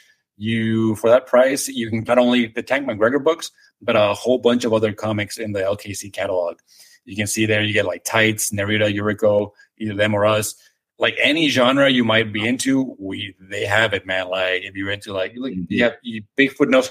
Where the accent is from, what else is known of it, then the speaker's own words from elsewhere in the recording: Nuevo Laredo, Tamaulipas, Mexico; English is a second language; moved away as an adult; now in Austin, United States; I grew up in Mexico for the first 18 years of my life